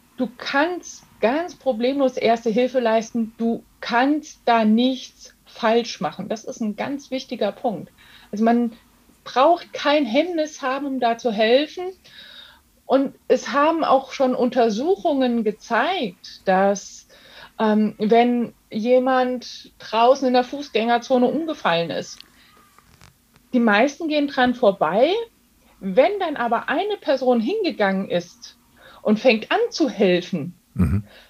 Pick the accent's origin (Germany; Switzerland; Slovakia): Germany; also born or lived in Darmstadt-Dieburg, Hesse; bei uns in Deutschland